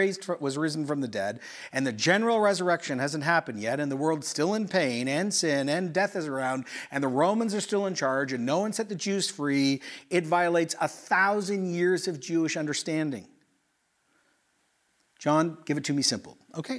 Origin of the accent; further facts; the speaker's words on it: Quito, Pichincha, Ecuador; also born or lived in Oshawa, Canada; So I was born in Oshawa, but I grew up in Ecuador in the 80s, pre-internet.